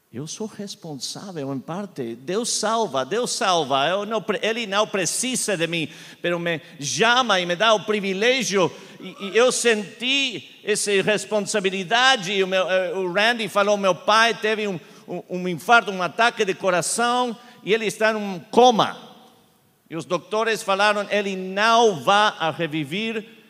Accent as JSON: {"language": "Portuguese", "country": "Argentina", "tie": "born or raised there", "first_language": "Spanish", "second_language": "Portuguese", "moved": "yes", "lives_now": "Charlotte, United States", "said": "fui criado em Argentina falando eh, espanhol, então eh, eu estou aprendendo português"}